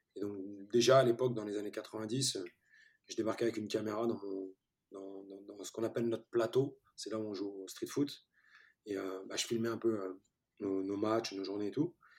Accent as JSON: {"language": "French", "country": "France", "tie": "born or raised there", "also_born_or_lived": "Turkey", "second_language": "French", "said": "je suis arrivé en France, j'avais 4-5 ans"}